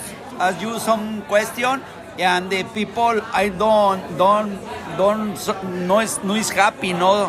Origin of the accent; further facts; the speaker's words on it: Guadalajara, Jalisco, Mexico; I am from Mexico, city, Guadalajara, Jalisco.